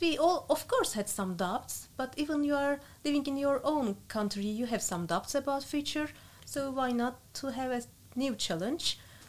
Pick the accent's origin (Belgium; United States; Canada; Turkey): Turkey; English is a second language; moved away as an adult; now in Netherlands; I'm coming from Turkey.